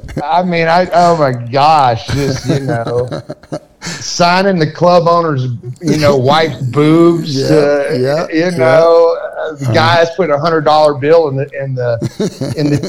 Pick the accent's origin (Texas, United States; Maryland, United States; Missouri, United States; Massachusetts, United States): Texas, United States; also born or lived in Louisiana; But I'm originally from Texas. I grew up in Texas. I was born in Louisiana. I grew up in Texas.